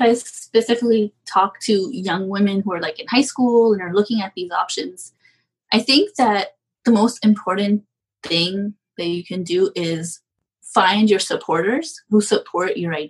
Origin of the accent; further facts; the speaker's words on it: Pakistan; But I also come from a culture, like I'm Pakistani, and it's a culture that's very like male dominant.